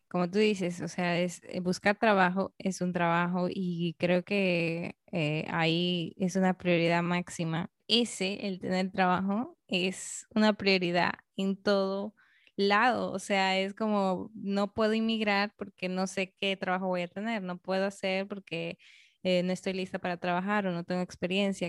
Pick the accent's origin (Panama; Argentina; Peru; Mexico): Peru; also born or lived in Canada